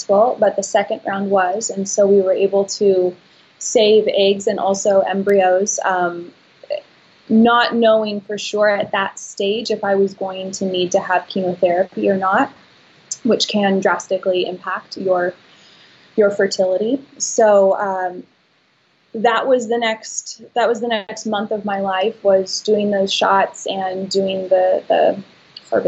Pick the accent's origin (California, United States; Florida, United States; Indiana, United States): California, United States; Santa Barbara; I was from Santa Barbara